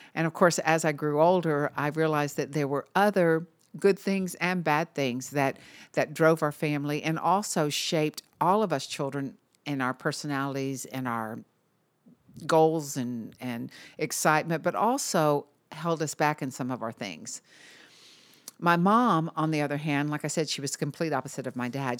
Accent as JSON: {"language": "English", "town": "Marietta", "region": "Georgia", "country": "United States", "tie": "born or raised there", "also_born_or_lived": "Chattanooga, Tennessee", "said": "I always tell everyone I'm from Atlanta, but actually I was born in Chattanooga. I only lived there for a few months, and my dad landed a job at Lockheed. So we moved to Marietta, Georgia, which is a suburb of Atlanta."}